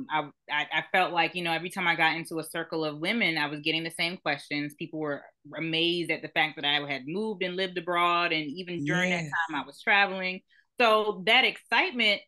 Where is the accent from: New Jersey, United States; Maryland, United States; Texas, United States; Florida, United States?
New Jersey, United States; also born or lived in Trinidad (family); now in Atlanta, United States; I'm originally from New Jersey, family's from Trinidad, but I actually live in Atlanta now